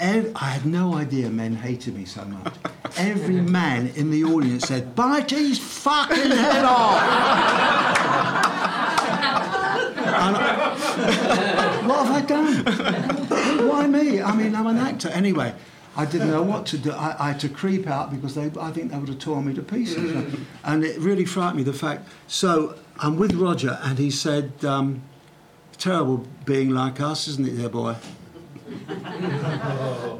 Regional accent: London, United Kingdom; I'm a boy from Brixton

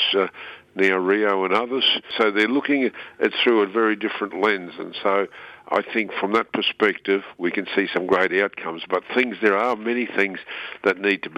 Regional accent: Queensland, Australia; I'm a Queenslander

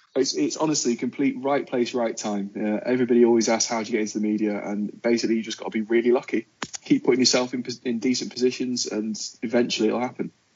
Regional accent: Wigan, North West England, United Kingdom; now in London, United Kingdom; I am from the glorious town of Wigan in Lancashire.

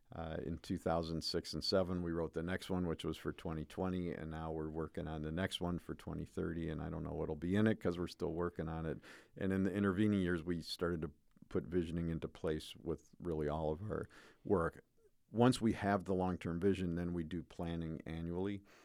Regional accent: United States; raised as an American male

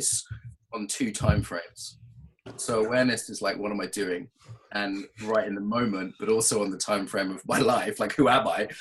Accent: England, United Kingdom; also born or lived in Russia / Brazil; I'm from an Irish background, but I grew up in England.

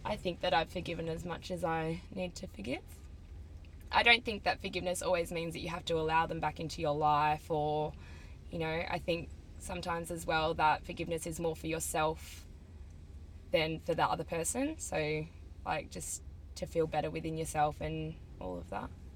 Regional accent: Melbourne, Victoria, Australia; I'm 22 from Melbourne and I am a barista

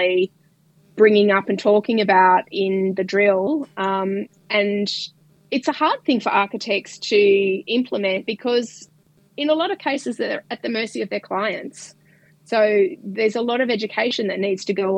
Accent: Melbourne, Victoria, Australia; moved away as an adult; now in Perth, Australia; I grew up in Melbourne

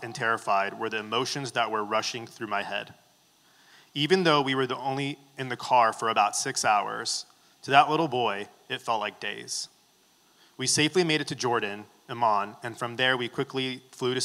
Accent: Baghdad, Baghdad Governorate, Iraq; moved away; I was born in Baghdad, Iraq

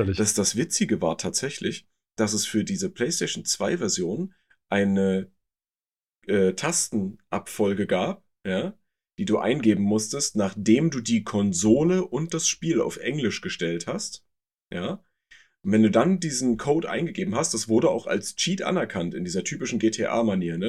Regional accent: Germany; bei uns in Deutschland

